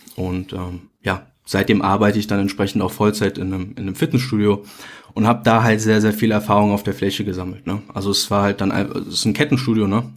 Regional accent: near Mönchengladbach, North Rhine-Westphalia, Germany; ich komme aus NRW, Nähe Mönchengladbach.

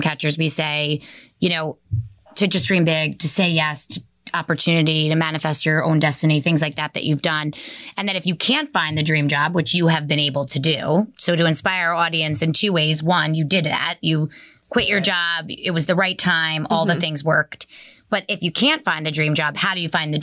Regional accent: Bergen County, New Jersey, United States; now in Monmouth County, United States; We're from Bergen County originally

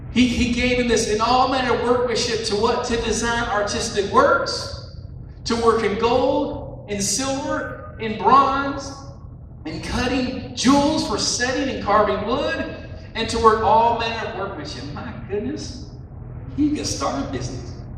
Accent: West Virginia, United States; accent: West Virginia; my West Virginia accent

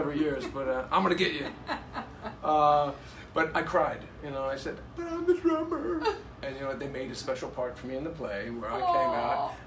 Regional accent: Matawan, New Jersey, United States; also born or lived in Buffalo, New York / Utica, New York; we moved to Mattawan, New Jersey

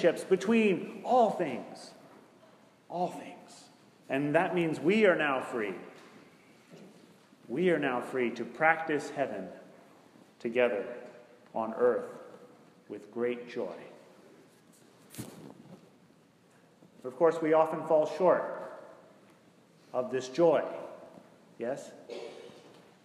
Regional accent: Greensboro, North Carolina, United States; Greensboro, North Carolina, which is my hometown

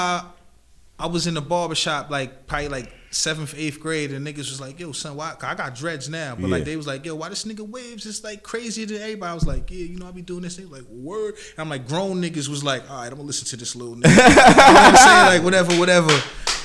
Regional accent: Amityville, New York, United States; I'm in from Amityville. I lived on the north side most of my life

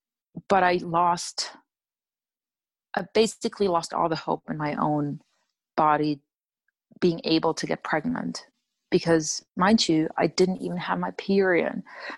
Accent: Germany; I'm originally from Germany, but moved around quite a bit.

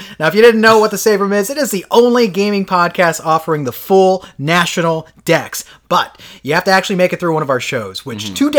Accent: Florida, United States; We come from Florida.

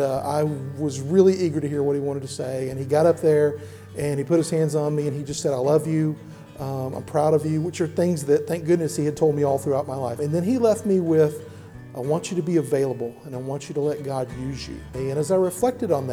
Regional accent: DeSoto, Texas, United States; also born or lived in Austin, Texas / Dallas, Texas; now in Tyler, United States; I grew up in DeSoto, a suburb of Dallas

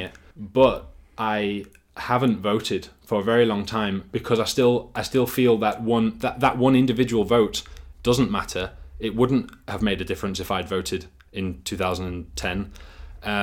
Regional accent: Yorkshire and the Humber, United Kingdom; moved away as an adult; also born or lived in Harrogate / China; now in Denmark; I'm from Yorkshire, like Dan. Actually, we went to school together, and now I live in Denmark

